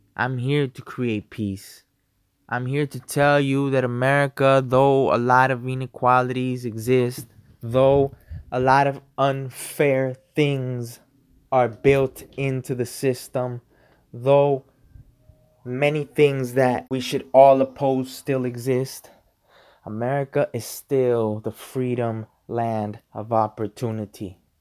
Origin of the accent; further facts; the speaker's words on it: United States; I'm an American. I'm a patriot.